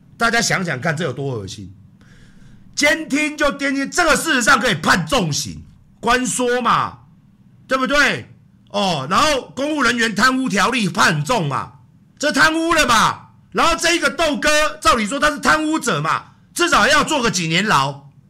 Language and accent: Chinese; Taiwan; 我们台湾人